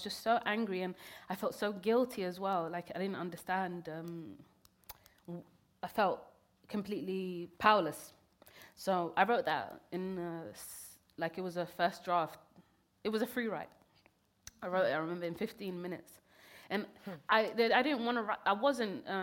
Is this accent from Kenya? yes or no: yes; Kenya; born there; I was born in Kenya. I never even got to even stepped foot in Somalia at that point.